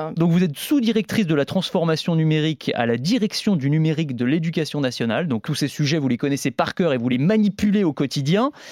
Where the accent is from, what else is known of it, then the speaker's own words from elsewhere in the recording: France; Chez nous, en France